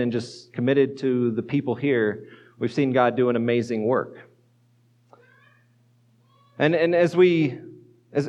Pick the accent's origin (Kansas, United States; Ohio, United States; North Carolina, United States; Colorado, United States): Colorado, United States; moved away as an adult; also born or lived in northeastern Pennsylvania; now in Fort Collins, United States; I grew up in Colorado